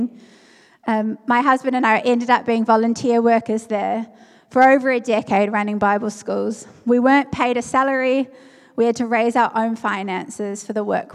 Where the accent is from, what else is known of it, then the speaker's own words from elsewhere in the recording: New Zealand; moved away as an adult; also born or lived in South Africa; I'm from New Zealand, so I left my home and everything I knew and went overseas